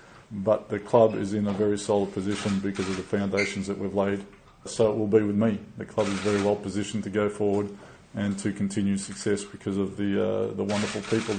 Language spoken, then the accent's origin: English; Australia; the head coach of the national team in Australia, my home country